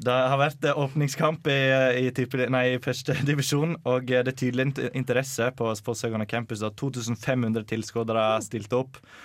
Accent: Sogndal, Vestland, Norway; nabokommunen til Sogndal kommune, der jeg kommer fra

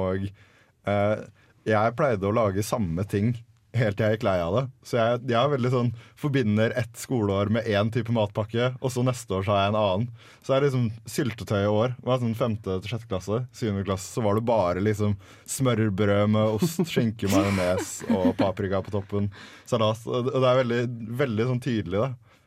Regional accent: Larvik, Vestfold, Norway; hjemme i Larvik nå, når mutter'n ser det og lager meg en matpakke

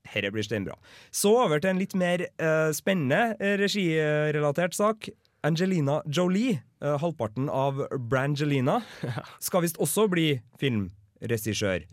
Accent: Klæbu, Trøndelag, Norway; jeg kommer jo fra Klæbu

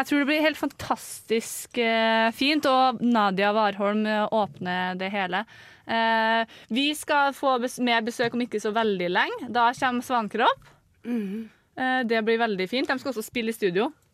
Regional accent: North Trøndelag, Norway; accent: North Trøndelag dialect; moved away; er jeg nordtrønderdialekta.

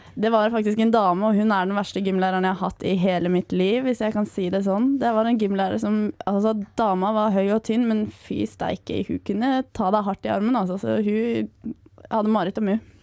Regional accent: Eastern Norway, Norway; now in Trondheim, Norway; jeg er fra Østlandet

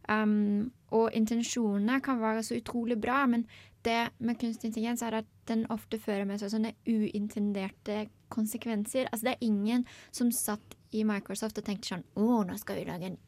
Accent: Germany; Norwegian is a second language; now in Norway; Eh, jeg har tenkt veldig mye på det. Um, jeg er jo opprinnelig tysk, men jeg elsker Språkrådet.

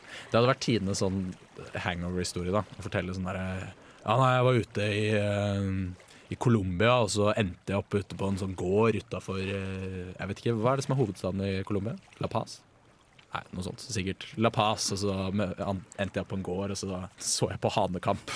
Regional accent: Bærum, Akershus, Norway; hjemme i Bærum

